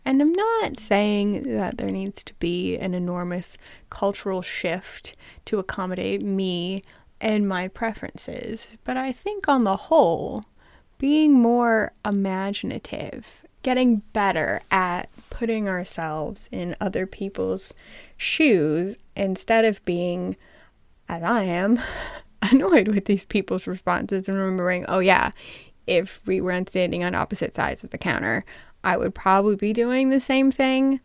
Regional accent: United States; I am American

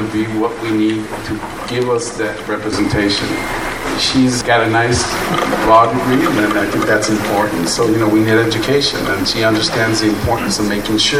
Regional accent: the Valley, Texas, United States; I'm not originally from the Valley, but I consider myself from the Valley now

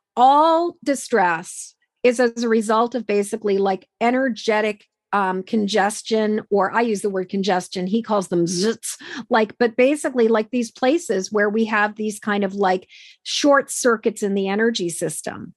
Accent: Massachusetts, United States; I grew up in Massachusetts

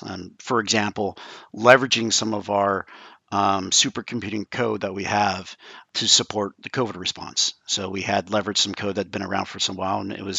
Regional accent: about 50 miles from Livermore, California, United States; I grew up close by to the laboratory

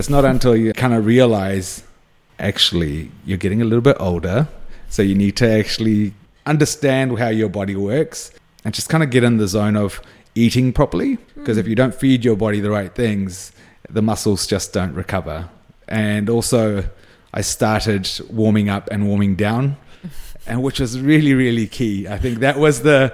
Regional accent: New Zealand; I identified with being a Kiwi kid. Majority of my friends were Kiwi

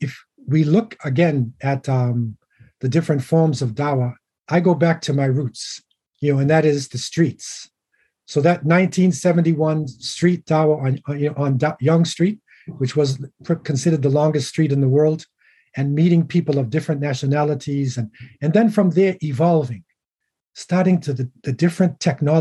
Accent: Boston, Massachusetts, United States; moved away as an adult; also born or lived in Cape Town, South Africa; now in Canada; I'm from Boston, Massachusetts

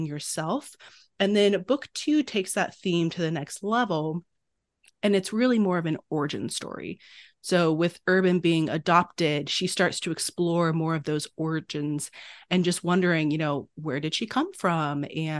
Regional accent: China; I grew up in China with my two bio brothers

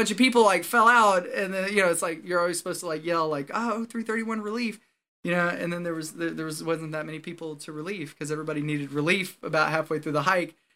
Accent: Texas, United States; born or raised there; moved away as an adult

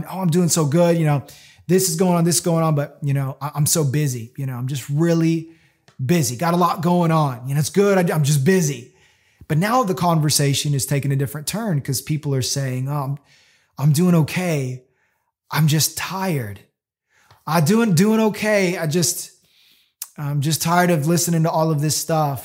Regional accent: Florida, United States; growing up in Florida

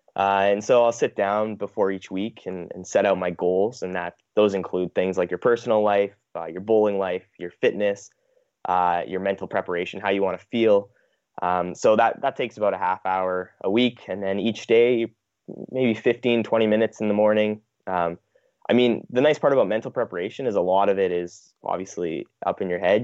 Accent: Manitoba, Canada; growing up in Manitoba

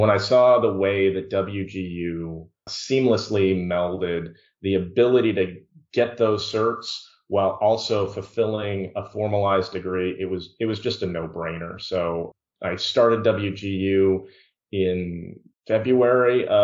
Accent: Bountiful, Utah, United States; moved away as an adult; now in Tucson, United States; I'm born and raised in Bountiful, Utah, so really close to you guys.

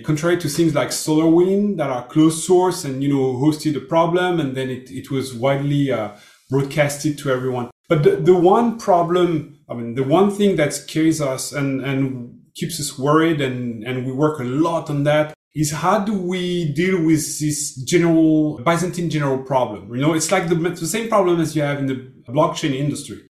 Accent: Brittany, France; English is a second language; I'm from France, but from the west shore of Brittany.

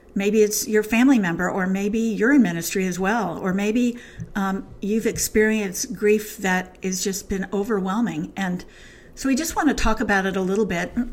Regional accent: New Jersey, United States; I'm from New Jersey

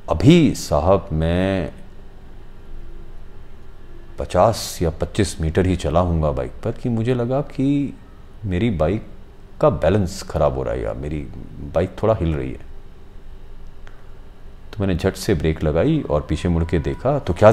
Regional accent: Hiranagar, Jammu and Kashmir, India; हालांकि मैं भी हीरानगर का रहने वाला हूँ

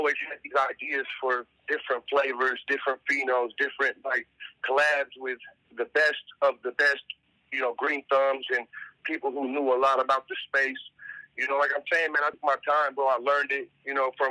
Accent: Sacramento, California, United States; moved away as an adult; now in Los Angeles, United States; I grew up in South Sacramento where we prided ourselves on having good weed

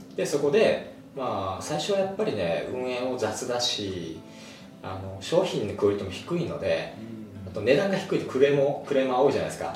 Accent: Okinawa, Japan; 沖縄出身

